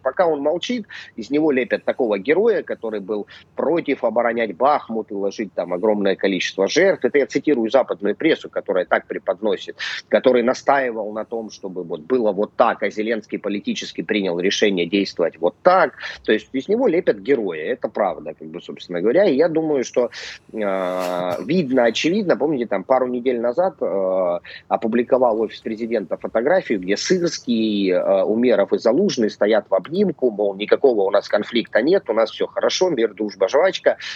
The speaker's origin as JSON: {"language": "Russian", "region": "Crimea", "country": "Ukraine", "said": "нас называли соотечественниками за рубежом ну как я, человек, живущий в Крыму"}